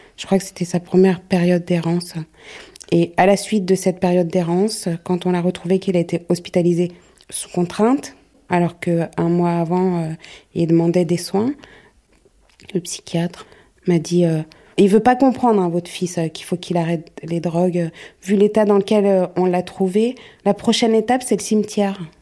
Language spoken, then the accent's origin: French; Paris, Île-de-France, France; je suis née à Paris, donc je connais pas mal de monde à Paris